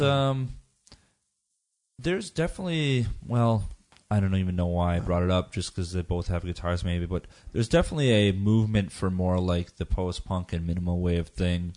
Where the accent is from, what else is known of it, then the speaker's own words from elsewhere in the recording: United States; I come from the American background